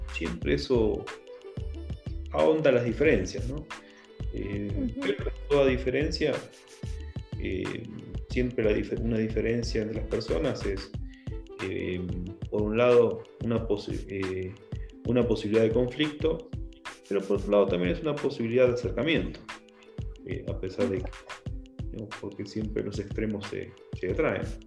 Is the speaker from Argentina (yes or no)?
yes; Argentina; moved away as an adult; also born or lived in Colombia; now in Ecuador; salí, digamos, de Argentina a los 23 años. Viví 6 años en Colombia trabajando por una empresa constructora y después esa empresa constructora me pasó aquí a Ecuador.